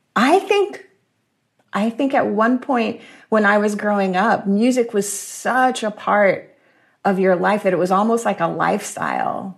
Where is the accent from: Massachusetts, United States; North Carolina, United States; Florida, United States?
Florida, United States; Jacksonville; I was born and raised in Jacksonville, Florida